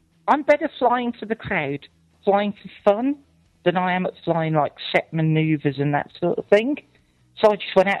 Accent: Shropshire, West Midlands, United Kingdom; I can't do a British accent. I'm from Shropshire. We don't have a British accent.

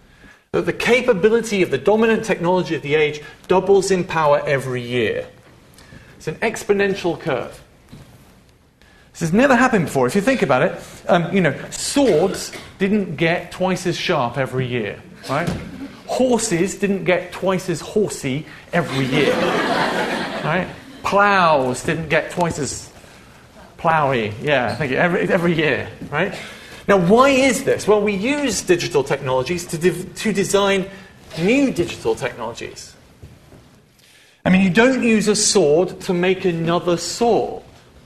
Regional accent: Leicester, East Midlands, United Kingdom; When I was growing up in Leicester, which is in the middle of England, when I was 18 in 1994, you can do the maths

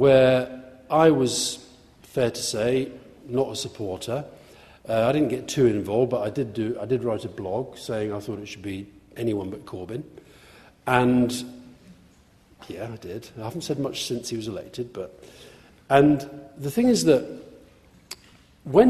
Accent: Yorkshire and the Humber, United Kingdom; I grew up in Yorkshire. I was born in Yorkshire to Scottish parents.

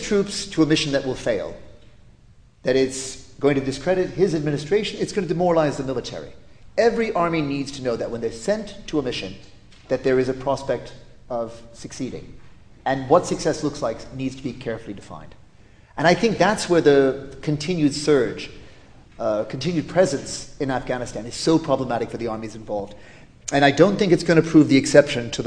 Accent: United States; accent: American; I am an American

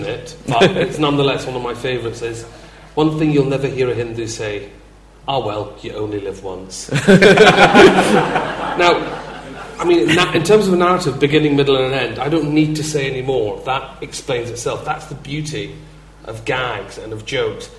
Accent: Glasgow, Scotland, United Kingdom; I'm a big lad and I'm from Glasgow

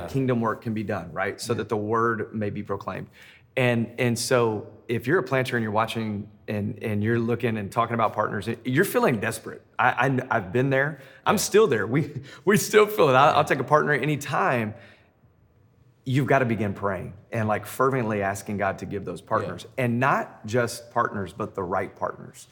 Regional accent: Memphis, Tennessee, United States; now in Denver, United States; I'm in Denver, Colorado. Uh, I'm originally from Memphis.

